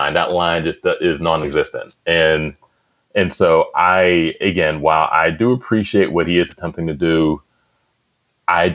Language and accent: English; Penn Hills, Pennsylvania, United States; we're from Penn Hills, which is a close suburb of Pittsburgh